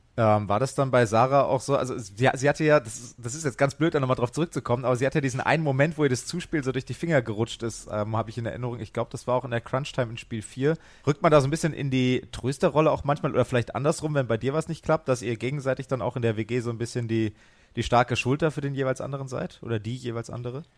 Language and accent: German; Hesse, Germany; ich als Hesse